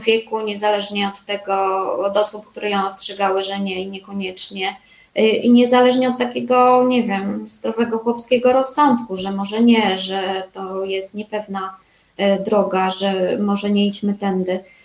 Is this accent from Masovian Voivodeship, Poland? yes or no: yes; Warsaw, Masovian Voivodeship, Poland; ja się urodziłam, co prawda, w Warszawie